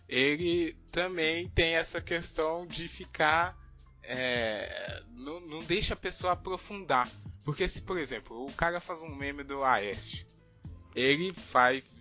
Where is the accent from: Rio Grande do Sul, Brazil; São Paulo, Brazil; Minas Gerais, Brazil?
Minas Gerais, Brazil; vou falar Fla-Flu porque a gente é de Minas